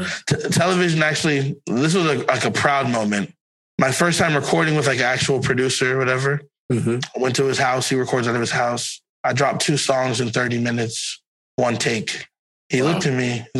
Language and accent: English; Florida, United States; And I'm like, I'm from Broward County.